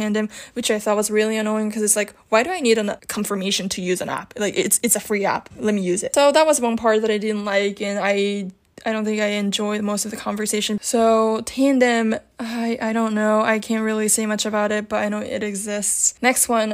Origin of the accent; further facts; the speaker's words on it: Japan; English is a second language; I'm from Japan